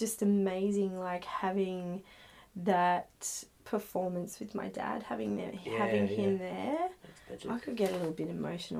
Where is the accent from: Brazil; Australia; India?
Australia; Northern Beaches, New South Wales; So I guess, you know, I grew up in the Northern Beaches and it just, I don't know, there were a lot of artistic people